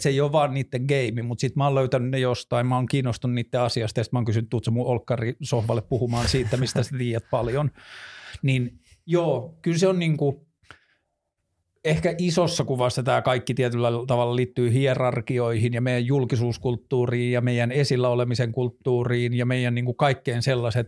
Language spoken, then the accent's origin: Finnish; northern Finland, Finland; mä oon kasvanut Pohjois-Suomessa